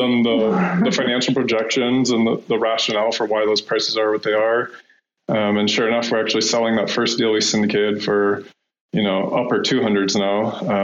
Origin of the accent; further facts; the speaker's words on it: Iowa, United States; moved away as an adult; now in Colorado, United States; I'm from actually from Iowa